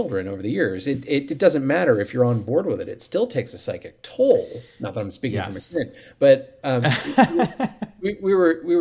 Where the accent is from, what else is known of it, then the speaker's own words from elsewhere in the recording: Ohio, United States; now in Denver, United States; I'm from Ohio, which is where Olivia is. I live in Denver, which is where Elgin is